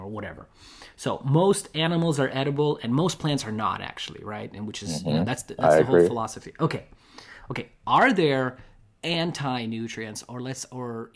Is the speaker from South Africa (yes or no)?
no; Russia; moved away; I grew up with it in Russia.